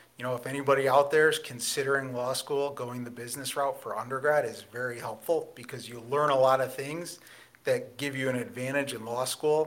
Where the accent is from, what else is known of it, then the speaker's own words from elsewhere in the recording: Cheshire, Connecticut, United States; I am from Cheshire, born and raised in Cheshire, Connecticut.